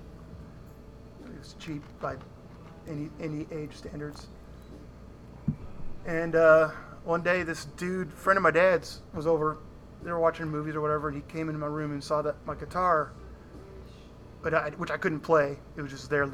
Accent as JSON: {"language": "English", "town": "Danforth", "region": "Illinois", "country": "United States", "tie": "born or raised there", "also_born_or_lived": "Chicago area", "said": "I went to school in this little tiny town, 400 people, Danforth, Illinois. And I'm from Illinois, from Chicago area."}